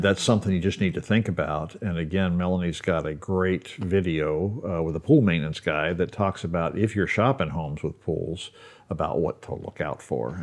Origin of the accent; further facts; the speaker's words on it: Baltimore, Maryland, United States; moved away; I grew up in Baltimore